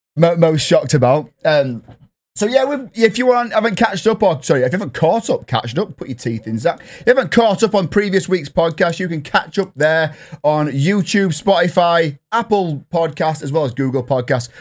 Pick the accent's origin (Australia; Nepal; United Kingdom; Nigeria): United Kingdom; England; I'm English